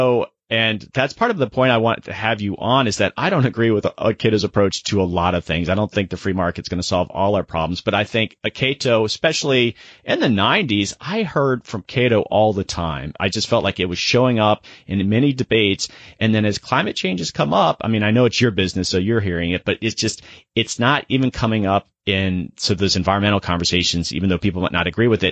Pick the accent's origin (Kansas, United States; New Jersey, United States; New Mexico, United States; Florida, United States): Florida, United States; Sarasota; I grew up in Sarasota, Florida, which is on the West Coast